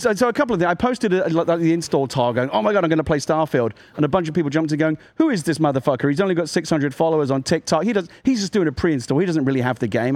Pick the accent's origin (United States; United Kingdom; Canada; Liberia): United Kingdom; I'm British.